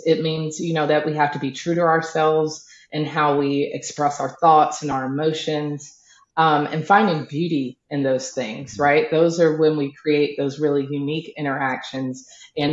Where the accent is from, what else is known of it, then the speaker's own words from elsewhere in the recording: the South, United States; So I'm a Southern girl. And I come from a very Southern, you know, Baptist family